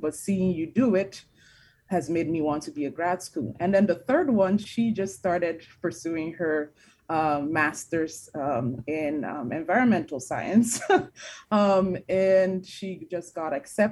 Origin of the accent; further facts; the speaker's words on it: Nigeria; also born or lived in New Jersey; now in United States; I'm an immigrant myself. I'm from Nigeria.